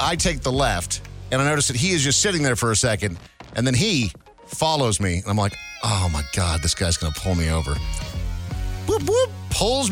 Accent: Brainerd, Minnesota, United States; moved away; also born or lived in St. Paul, Minnesota; I was born in St. Paul, but then I grew up in Brainerd, Minnesota

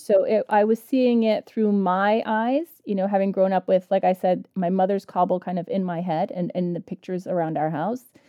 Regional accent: United States; I grew up in the United States with a mom who had graduated from Kabul University

